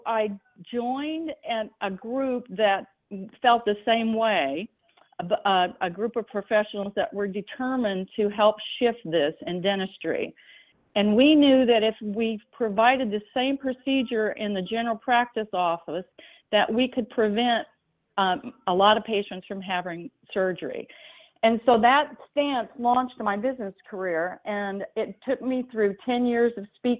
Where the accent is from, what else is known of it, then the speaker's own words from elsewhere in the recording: Marion, Illinois, United States; now in San Diego, United States; I did grow up in Southern Illinois, which is about where my hometown is, a little town called Marion, about 45 minutes north Kentucky